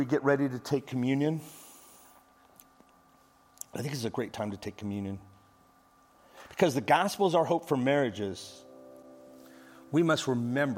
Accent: Midwest, United States; also born or lived in Las Vegas; now in Dallas, United States; I grew up in the Midwest

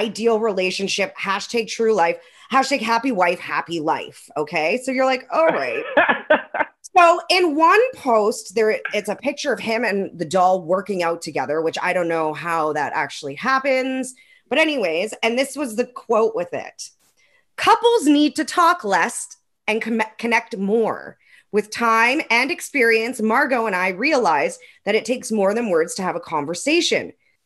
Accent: Calgary, Alberta, Canada; moved away; I was born in Calgary.

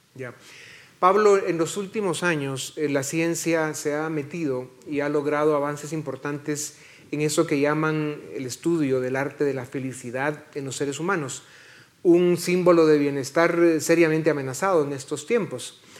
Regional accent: Guatemala; somos muchos los guatemaltecos

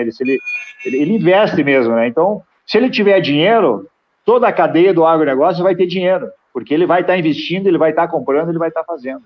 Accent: Rio Grande do Sul, Brazil; now in Passo Fundo, Brazil; eu moro em Passo Fundo, né? Sou do Rio Grande do Sul.

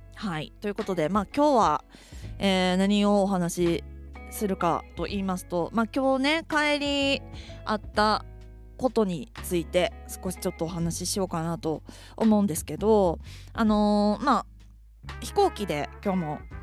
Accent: Kansai, Japan; now in Tokyo, Japan; 私関西人なんで

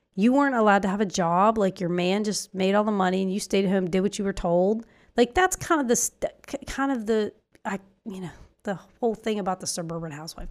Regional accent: Ireland; moved away; our our family out there in Ireland because we come from Ireland

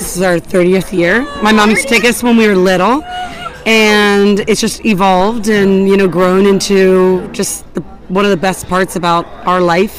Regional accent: New York City, New York, United States; from New York City.

